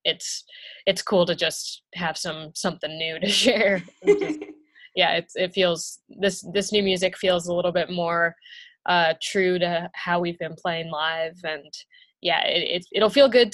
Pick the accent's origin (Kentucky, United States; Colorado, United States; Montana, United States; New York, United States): Kentucky, United States; Louisville; I grew up in Louisville, Kentucky